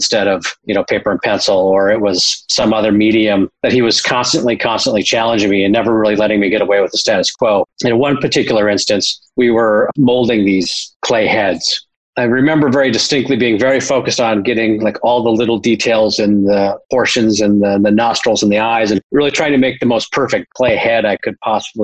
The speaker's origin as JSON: {"language": "English", "town": "Minneapolis", "region": "Minnesota", "country": "United States", "tie": "born or raised there", "also_born_or_lived": "Wisconsin", "said": "when my parents separated and divorced when I was 10 years old. And I moved across from Wisconsin to Minneapolis"}